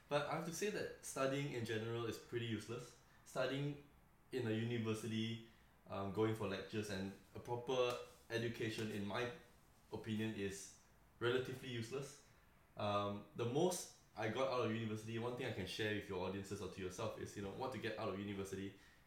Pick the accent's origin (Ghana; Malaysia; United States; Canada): Malaysia; moved away as an adult; now in Melbourne, Australia; I am from Malaysia as well. I grew up the first 19 years of my life. Came here for university